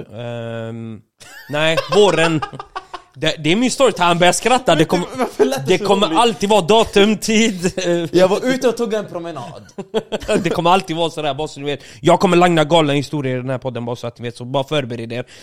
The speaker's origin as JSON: {"language": "Swedish", "town": "Åby", "region": "Östergötland", "country": "Sweden", "said": "jag var ute och gick en sväng hemma i Åby, shoutout Åby."}